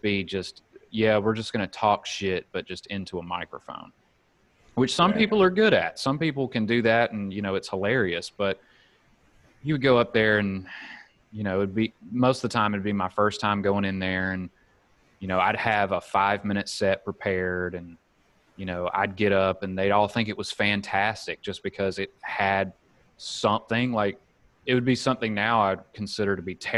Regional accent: Alabama, United States; moved away as an adult; also born or lived in Mississippi; now in San Diego, United States; growing up in Alabama, there's only a handful of options that you can choose from

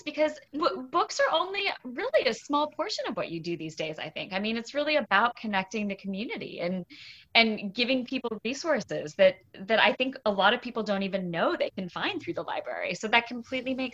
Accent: St. Petersburg, Florida, United States; also born or lived in New England; I grew up in St. Pete, Florida

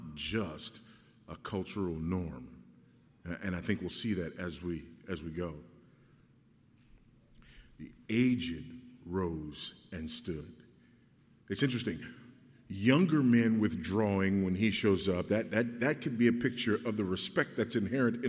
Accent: Los Angeles, California, United States; I remember riding the bus when I was a kid, you know, growing up in Los Angeles

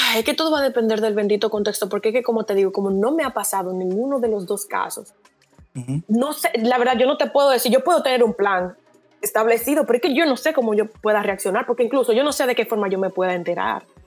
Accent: Dominican Republic; moved away as an adult; now in Barcelona, Spain; yo soy dominicana, estoy ahora mismo estudiando en Barcelona

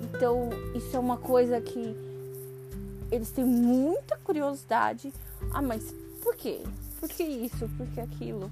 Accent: São Paulo, Brazil; moved away as an adult; now in Japan; eu nunca saí de São Paulo

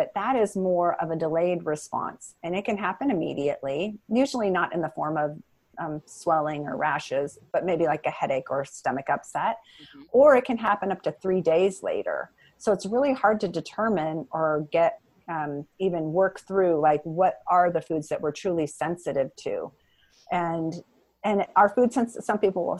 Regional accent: Seattle, Washington, United States; I'm from Seattle

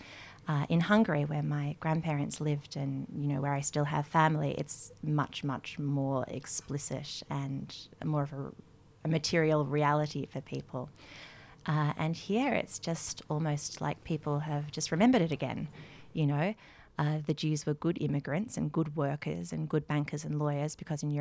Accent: Melbourne, Victoria, Australia; now in Canberra, Australia; I am from Melbourne originally, but live here in Canberra

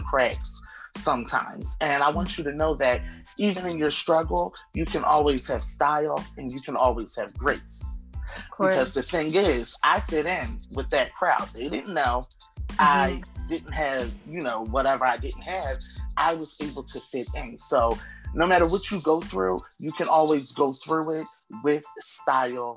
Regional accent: Atlantic City, New Jersey, United States; also born or lived in Camden, New Jersey / Philadelphia, Pennsylvania; I was born and raised in Atlantic City, New Jersey, and then Camden, New Jersey, and then Philly

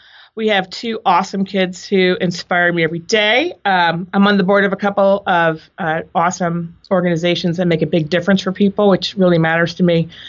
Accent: Boston, Massachusetts, United States; also born or lived in Providence; now in San Francisco, United States; I grew up in Boston and Providence, which I know you love. I went to college in Minnesota

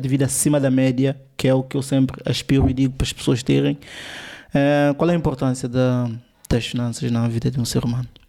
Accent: São Tomé & Príncipe; sou de São Tomé.

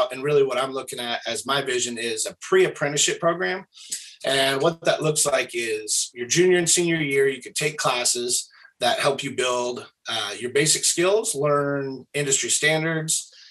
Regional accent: Springfield, Oregon, United States; I'm from Thurston area out here.

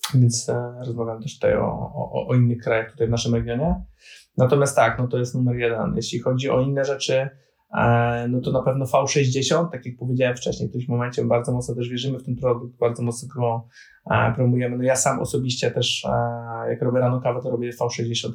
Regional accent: Poland; jestem z Polski

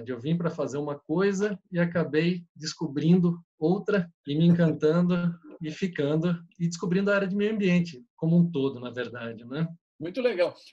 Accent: Blumenau, Santa Catarina, Brazil; como eu vim de Blumenau, que é uma cidade bastante industrial

